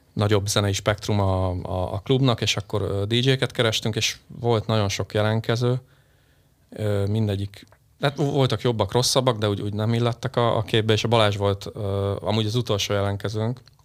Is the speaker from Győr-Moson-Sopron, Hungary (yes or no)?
yes; Sopron, Győr-Moson-Sopron, Hungary; also born or lived in Budapest; én ugye Budapesten születtem, ö, nyolcvankettőben, sajnos most kiderült, hogy negyven vagyok, akkor három éves, három évesen költöztünk, ö, családommal, ö, Sopronba, és onnantól kezdve ugye ott éltünk, élünk